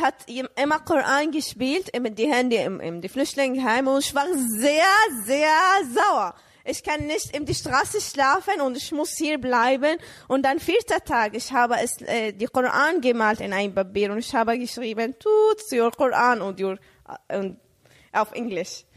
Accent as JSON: {"language": "German", "country": "Saudi Arabia", "tie": "born or raised there", "second_language": "German", "moved": "as an adult", "lives_now": "Germany", "said": "ich bin in Saudi-Arabien geboren"}